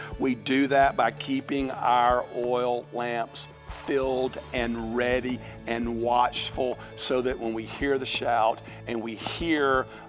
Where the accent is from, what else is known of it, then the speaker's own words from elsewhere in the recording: Mobile, Alabama, United States; Now let me tell you, I grew up in Mobile, and I don't like Mardi Gras, and I don't like what Mardi Gras stands for, and we didn't participate in Mardi Gras.